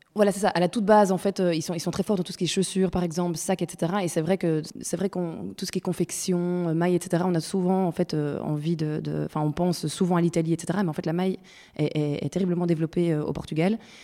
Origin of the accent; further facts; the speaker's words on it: Brussels, Brussels-Capital Region, Belgium; Je suis bruxelloise